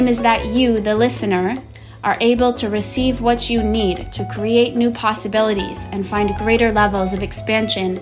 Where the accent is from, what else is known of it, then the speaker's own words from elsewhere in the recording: Boston, Massachusetts, United States; moved away; I'm from Boston